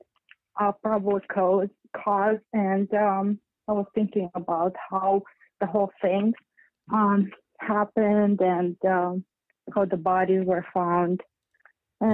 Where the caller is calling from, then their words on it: Lancaster County, Pennsylvania, United States; moved away as an adult; also born or lived in Europe; I'm calling from Pennsylvania, from Lancaster County